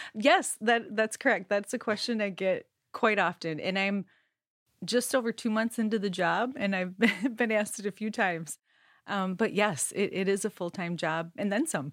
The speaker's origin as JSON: {"language": "English", "region": "Minnesota", "country": "United States", "tie": "born or raised there", "moved": "yes", "said": "I grew up in Minnesota"}